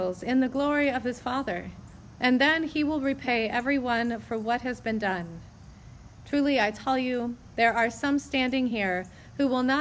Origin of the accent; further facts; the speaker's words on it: United States; as American Christians